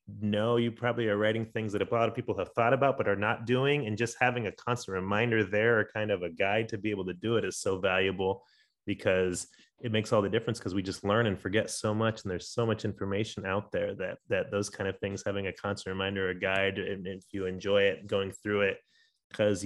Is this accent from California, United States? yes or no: yes; San Diego, California, United States; moved away as an adult; now in Denver, United States; I was born in Denver, but grew up in San Diego